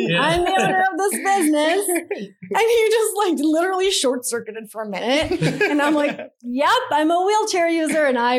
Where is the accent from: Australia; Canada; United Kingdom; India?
India; A lot of the stuff we did for free because I'm Indian and we don't pay for shit.